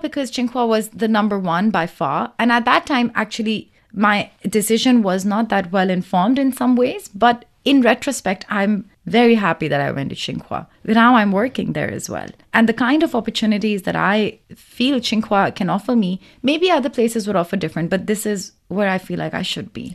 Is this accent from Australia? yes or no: no; Lahore, Punjab, Pakistan; now in Beijing, China; I'm from Lahore, Pakistan